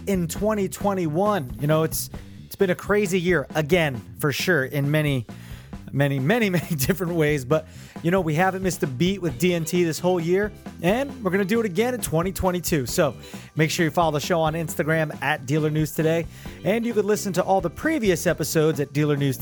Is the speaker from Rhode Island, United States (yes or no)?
no; Neptune, New Jersey, United States; I grew up in Neptune, a neighboring town